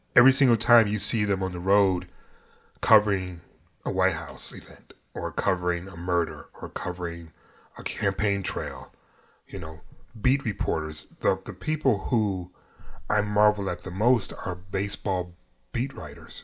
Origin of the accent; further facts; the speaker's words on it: New York, United States; I'm from New York